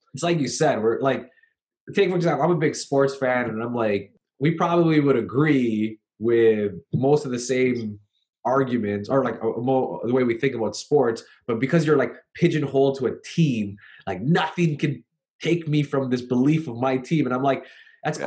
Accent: Canada; I'm from Canada

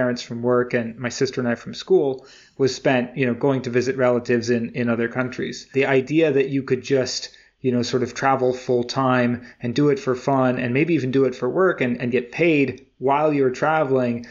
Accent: United States; growing up in America

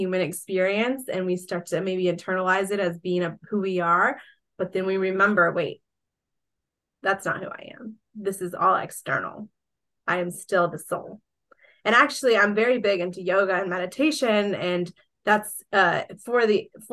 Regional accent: Georgia, United States; also born or lived in Colombia; my hometown here in Georgia

